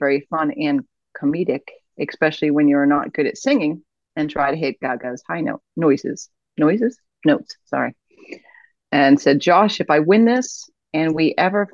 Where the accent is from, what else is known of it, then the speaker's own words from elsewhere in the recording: Boston, Massachusetts, United States; I'm from Boston